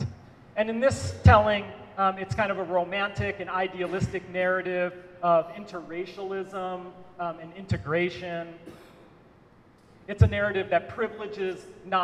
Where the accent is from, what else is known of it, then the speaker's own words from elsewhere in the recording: Cleveland, Ohio, United States; also born or lived in Baltimore, Maryland / Milwaukee, Wisconsin; now in Lincoln, United States; as someone who was born in Baltimore and grew up in Cleveland, Ohio